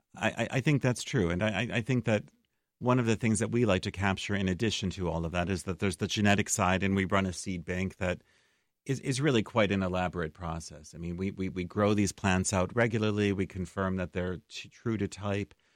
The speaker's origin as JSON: {"language": "English", "town": "Chicago", "region": "Illinois", "country": "United States", "tie": "born or raised there", "also_born_or_lived": "Massachusetts", "moved": "yes", "lives_now": "Decorah, United States", "said": "I was born in Chicago, but I actually was living out east for the past twenty-four years"}